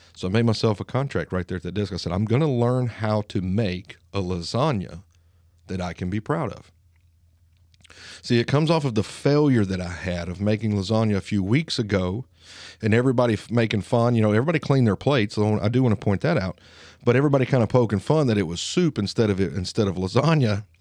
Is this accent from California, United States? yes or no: no; Lawrence County, Alabama, United States; accent: Alabama twang; I sound like a redneck. I sound like I'm from Lawrence County. I have an Alabama twang.